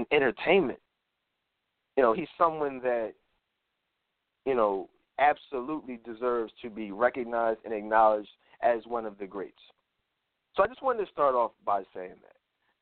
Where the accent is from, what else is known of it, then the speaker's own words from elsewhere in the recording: Philadelphia, Pennsylvania, United States; I grew up in Philadelphia